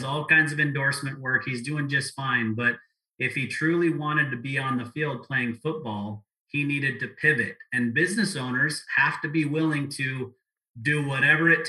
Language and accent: English; Provo, Utah, United States; I grew up in Provo, Utah.